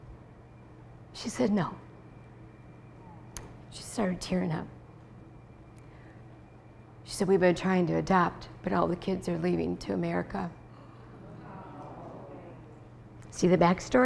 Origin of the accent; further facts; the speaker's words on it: Wisconsin, United States; we're from Wisconsin